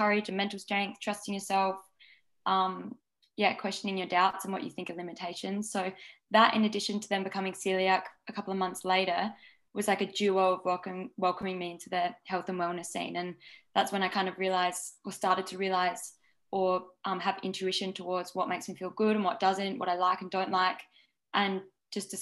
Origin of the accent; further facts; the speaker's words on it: Adelaide, South Australia, Australia; moved away as an adult; now in Byron Bay, Australia; I've lived in Byron Bay for the last 5 years, but I grew up in Adelaide.